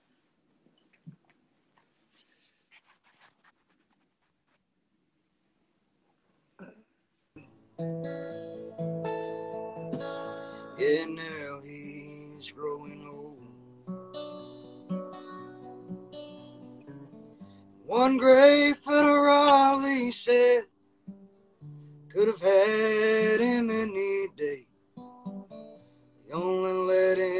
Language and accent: English; Mississippi, United States; also born or lived in Missoula, Montana; now in Birmingham, United States; I'm from Mississippi originally